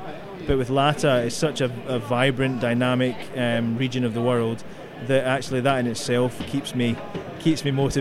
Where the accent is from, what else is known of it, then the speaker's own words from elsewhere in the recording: Glasgow, Scotland, United Kingdom; I come from that well-known Latin American destination, Glasgow, in Scotland